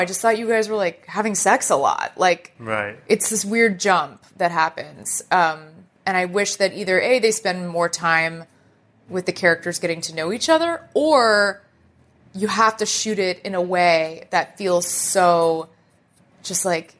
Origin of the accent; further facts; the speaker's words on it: Dallas, Texas, United States; In Dallas, Texas.